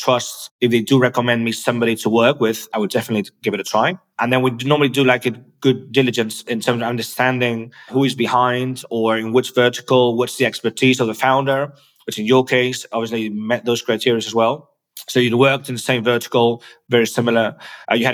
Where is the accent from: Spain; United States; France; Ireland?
Spain; English is a second language; I was born in Spain.